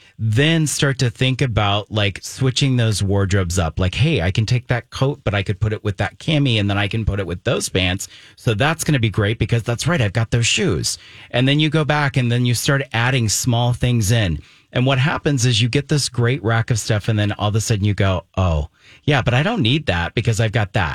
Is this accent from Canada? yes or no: no; Germany; And, you know, I was raised in Germany, so I've been like all over Europe.